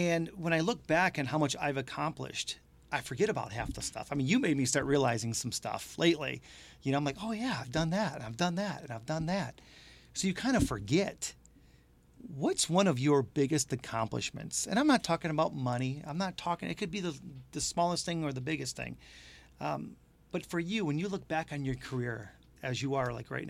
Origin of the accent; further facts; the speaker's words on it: Detroit, Michigan, United States; I'm from the Detroit area